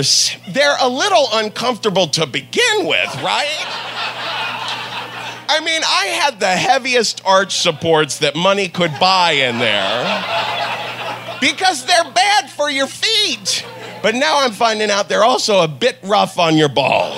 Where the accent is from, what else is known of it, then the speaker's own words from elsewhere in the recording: Ohio, United States; moved away; also born or lived in New York; I'm from Ohio